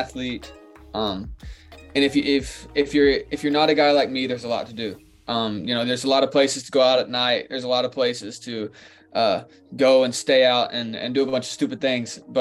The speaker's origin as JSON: {"language": "English", "region": "Kentucky", "country": "United States", "tie": "born or raised there", "said": "I'm from Kentucky, so I was always a UK basketball fan"}